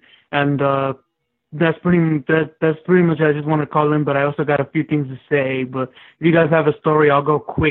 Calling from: California, United States; I'm still calling from California in a little small town. Well, not exactly a small town. It's like the fifth largest town in California

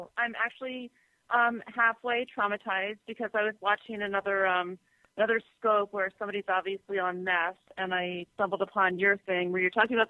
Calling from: St. Petersburg, Florida, United States; hashtag pink weather, and I am calling from St. Pete, Florida.

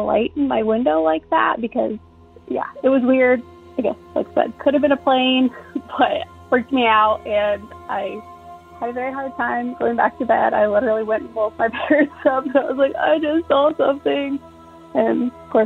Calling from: Central Illinois, United States; I'm calling from Central Illinois

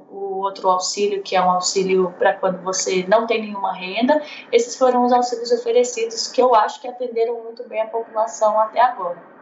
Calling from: Lisbon, Portugal; Agora eu estou em Lisboa.

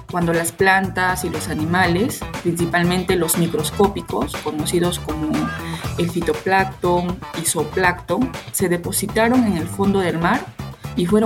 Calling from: Chimbote, Ancash, Peru; inspector constructivo y HCE de Bureau Veritas del Perú S.A. Les saludo desde Chimbote, Perú.

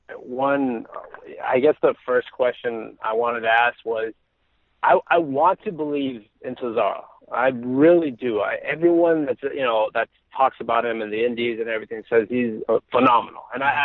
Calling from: Los Angeles, California, United States; Hi, this is …, and I'm from Los Angeles, California.

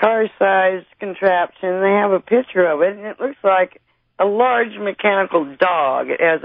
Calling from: Mill City, Oregon, United States; I'm calling from Mill City, Oregon.

